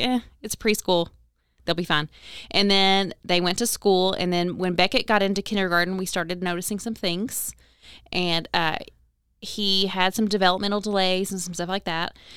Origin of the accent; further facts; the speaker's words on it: Owensboro, Kentucky, United States; moved away as an adult; also born or lived in Hardinsburg, Kentucky / Lexington, Kentucky; I'm born and raised in Owensboro. I was technically born in Hardensburg, but I've lived here my whole life